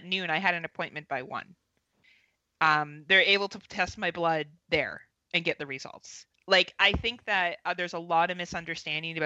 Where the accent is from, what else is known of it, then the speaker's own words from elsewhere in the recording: Ontario, Canada; I'm from Ontario, Canada.